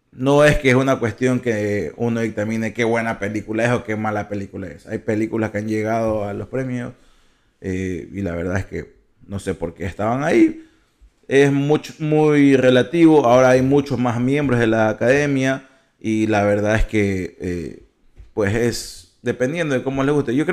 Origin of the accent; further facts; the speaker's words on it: Ecuador; Nosotros, como ecuatorianos